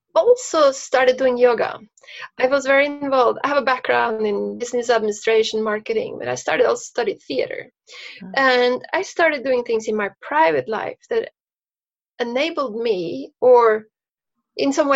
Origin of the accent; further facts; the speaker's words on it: Norway; moved away; I grew up in Norway